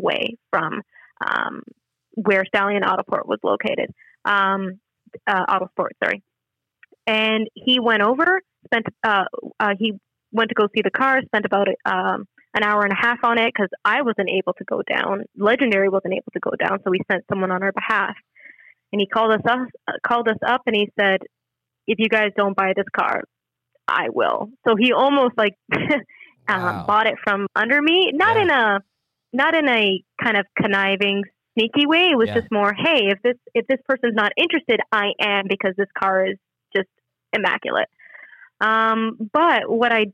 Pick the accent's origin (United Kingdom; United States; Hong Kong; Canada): Canada; I'm a Canadian citizen